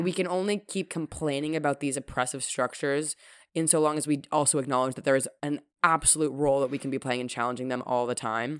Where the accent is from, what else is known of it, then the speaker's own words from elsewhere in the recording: Toronto, Ontario, Canada; growing up in Toronto